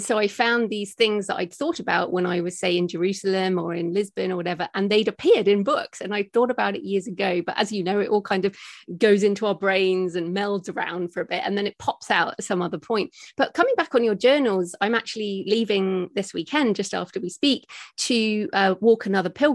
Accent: United Kingdom; accent: British; moved away as an adult; also born or lived in Australia; I'm British, as people might, can hear from my accent

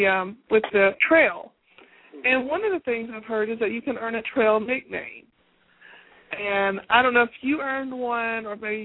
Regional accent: East Tennessee, United States; I'm from East Tennessee.

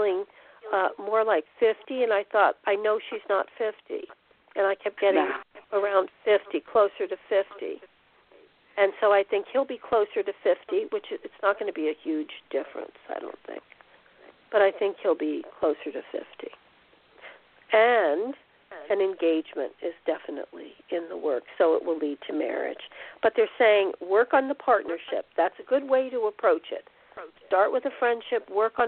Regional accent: New Jersey, United States; now in Texas, United States; New Jersey. I'm from Jersey

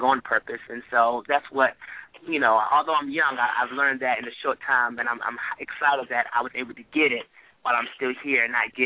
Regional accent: Washington, District of Columbia, United States; I was born in Washington, D.C., I'm proud to be a Washingtonian

